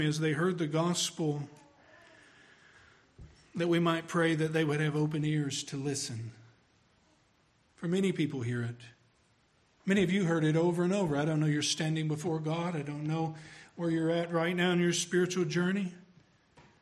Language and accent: English; Tennessee, United States; We're from Tennessee